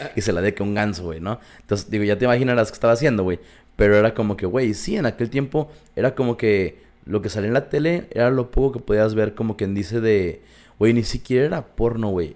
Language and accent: Spanish; Mexico; somos mexicanos